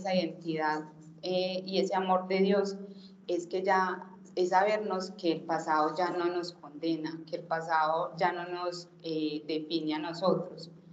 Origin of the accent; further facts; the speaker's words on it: Itagüí, Antioquia, Colombia; nací en Itagüí